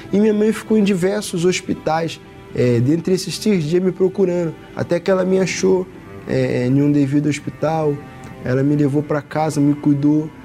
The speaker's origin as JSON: {"language": "Portuguese", "region": "Rio de Janeiro", "country": "Brazil", "tie": "born or raised there", "also_born_or_lived": "Bahia", "said": "Eu nasci na Bahia. A minha mãe me deixou com a minha avó para vir para o Rio de Janeiro trabalhar. E, e desde, o meu, desde o meu início da minha criação, eu nasci uma criança rejeitada. Eu cresci com ódio da minha mãe. Mesmo falando com ela, no fundo, no fundo eu tinha um ódio, tinha uma, uma angústia, tinha uma mágoa da minha mãe. Com sete anos eu vim morar no Rio de Janeiro"}